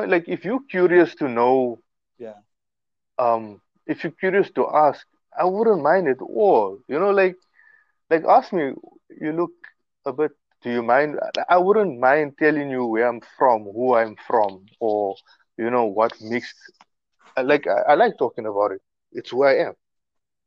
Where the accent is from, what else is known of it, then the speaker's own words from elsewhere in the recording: Mbombela, Mpumalanga, South Africa; I came from Rob Ferreira, like, in 1984